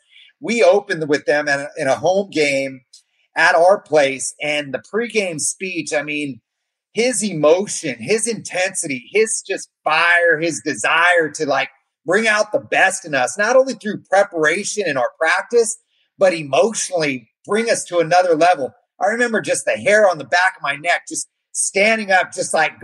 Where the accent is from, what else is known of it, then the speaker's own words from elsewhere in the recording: Gilroy, California, United States; Gilroy High School, the town that I grew up in Northern California